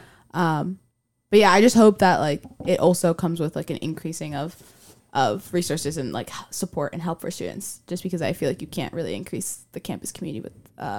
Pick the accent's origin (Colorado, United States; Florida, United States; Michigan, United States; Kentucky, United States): Florida, United States; Miami; moved away as an adult; Because I'm from Miami, and I'm very adamant about being from Miami